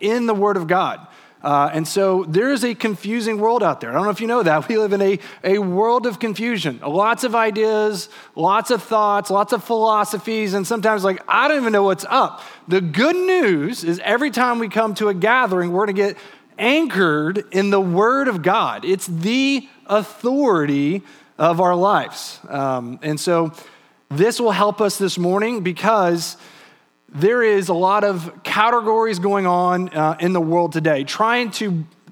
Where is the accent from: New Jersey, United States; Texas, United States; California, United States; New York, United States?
Texas, United States; also born or lived in England; I was from Texas